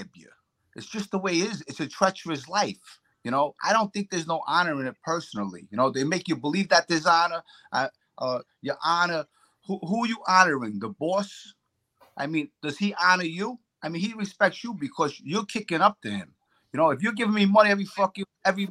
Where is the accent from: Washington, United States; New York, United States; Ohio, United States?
New York, United States; New York City; I came from Bensonhurst